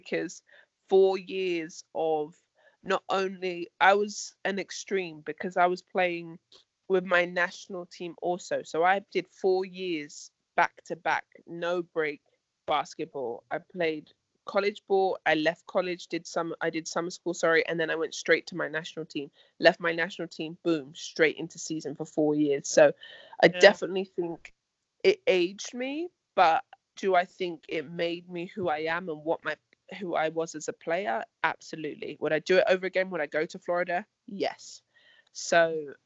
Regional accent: London, United Kingdom; my hometown of London

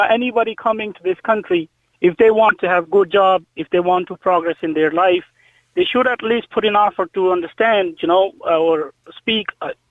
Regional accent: Pakistan; English is a second language; now in Ireland; I'm from Pakistan

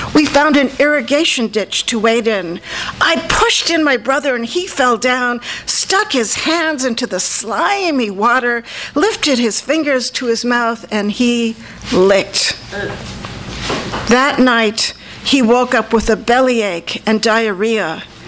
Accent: Pittsburgh, Pennsylvania, United States; I was born in Pittsburgh.

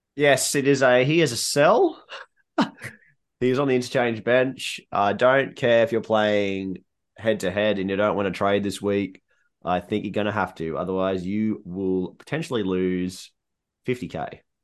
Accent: Queensland, Australia; as a Queenslander.

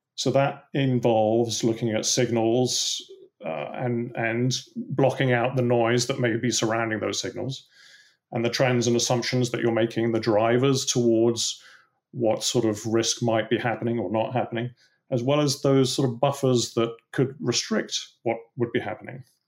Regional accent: England, United Kingdom; you can probably tell from my accent that I, uh, grew up in England

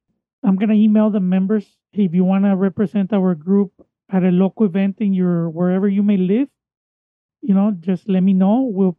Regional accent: Mission, Texas, United States; my hometown of Mission, Texas

